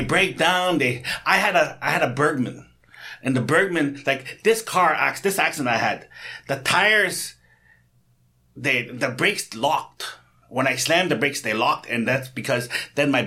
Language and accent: English; North Bay, Ontario, Canada; moved away as an adult; now in Ulsan, South Korea; I'm from North Bay